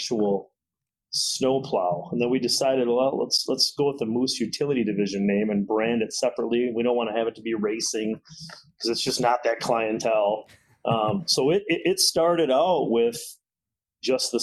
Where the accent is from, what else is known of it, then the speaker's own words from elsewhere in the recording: Janesville, Wisconsin, United States; born and raised in Janesville my whole life